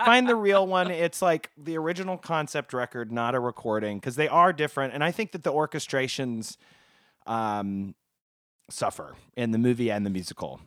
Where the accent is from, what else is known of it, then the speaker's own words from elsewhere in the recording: Oklahoma, United States; I'm from Oklahoma